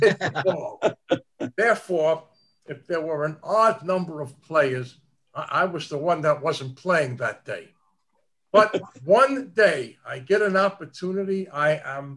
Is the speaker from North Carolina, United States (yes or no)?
no; New York City, New York, United States; I grew up one block later on 2nd Street, 157 East 2nd Street